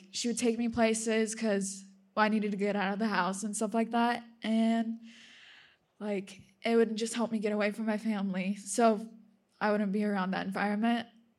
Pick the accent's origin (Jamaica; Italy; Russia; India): Russia; born there; I'm just going to tell you a little bit, like my own little testimony. So I was born in Russia